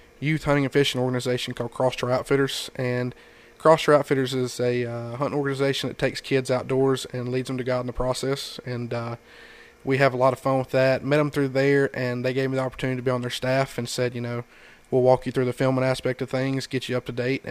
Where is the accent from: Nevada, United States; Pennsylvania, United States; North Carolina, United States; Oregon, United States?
North Carolina, United States; Fallston; I am from a little town called Falston, North Carolina.